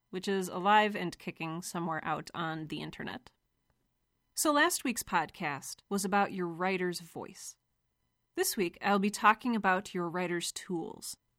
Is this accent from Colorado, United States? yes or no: no; Cleveland, Ohio, United States; I grew up in Cleveland